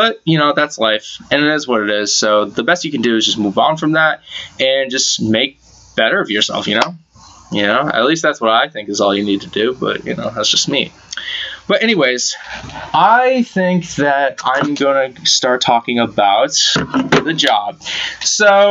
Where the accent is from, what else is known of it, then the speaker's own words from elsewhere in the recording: Massachusetts, United States; I'm from Mass